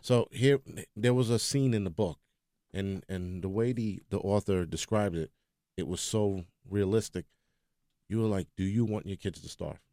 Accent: New York, United States

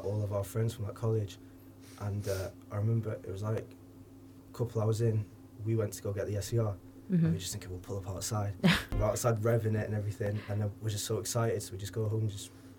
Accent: Cheshire, North West England, United Kingdom; I'm 20, and I'm from Cheshire, just below Manchester.

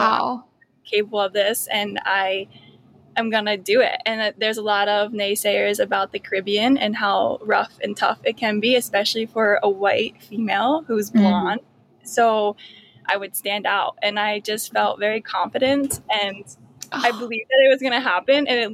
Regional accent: Bucks County, Pennsylvania, United States; moved away as an adult; also born or lived in Bakersfield, California / St. Thomas; I grew up in Pennsylvania. Around the Bucks County area.

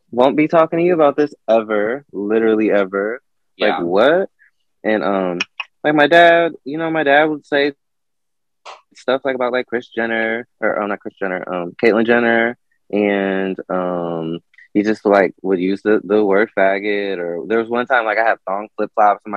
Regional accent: Elyria, Ohio, United States; I grew up in Elyria, Ohio. Lorain, Ohio

